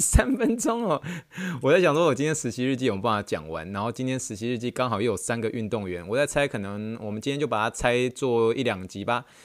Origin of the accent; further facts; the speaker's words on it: Taiwan; now in United States; 他们都知道我从台湾来的